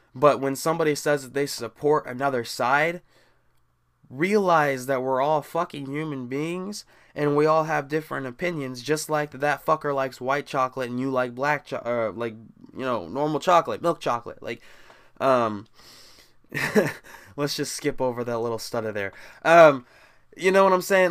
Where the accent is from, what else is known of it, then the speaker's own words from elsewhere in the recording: Midwest, United States; me growing up in the Midwest